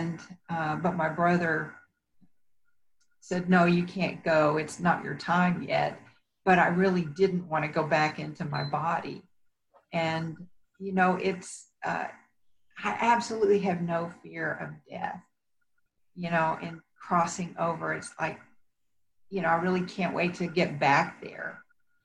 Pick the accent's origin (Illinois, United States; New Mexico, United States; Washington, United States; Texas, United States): Texas, United States; accent: Texas; moved away as an adult; also born or lived in Houston, Texas; now in Colorado, United States; I'm originally from Texas